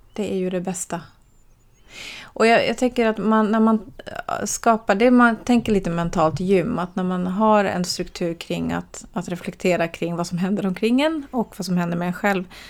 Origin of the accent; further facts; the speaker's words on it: Sweden; moved away as an adult; also born or lived in Helsinki, Finland / Switzerland; jag pratar ju finska med min mamma här i Sverige så jag kan ju finska